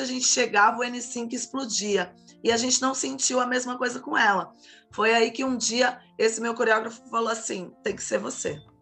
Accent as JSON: {"language": "Portuguese", "town": "Santos", "region": "São Paulo", "country": "Brazil", "tie": "born or raised there", "lives_now": "São Vicente, Brazil", "said": "moro atualmente na cidade de São Vicente, litoral de São Paulo, mas nasci em Santos"}